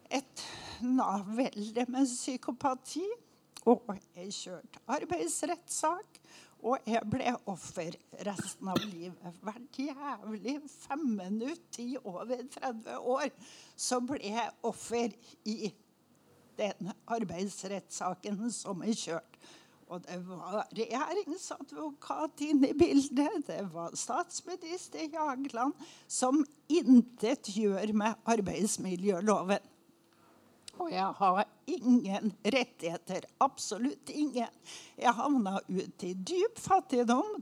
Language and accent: Norwegian; Oppdal, Trøndelag, Norway; moved away; Jeg er oppdaling